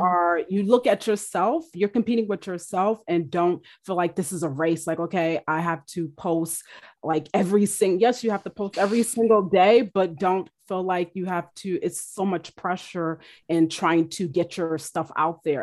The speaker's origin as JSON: {"language": "English", "country": "United States", "said": "my culture, um, as an American"}